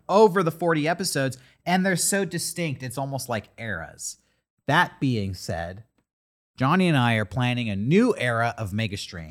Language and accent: English; San Diego, California, United States; I'm from San Diego